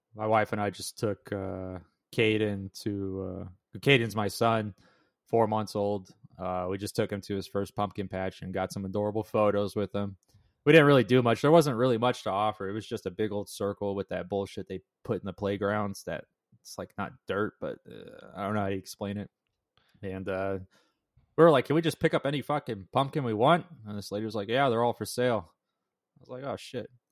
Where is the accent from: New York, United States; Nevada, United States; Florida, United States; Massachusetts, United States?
Nevada, United States; Las Vegas; now in Las Vegas, United States; I was born in Las Vegas, and I met Jared in middle school.